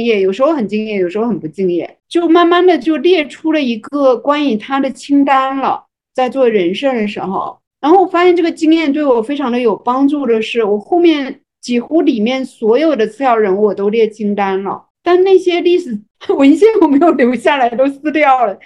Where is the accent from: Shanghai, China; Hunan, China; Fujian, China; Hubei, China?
Fujian, China; 我是一个福建人嘛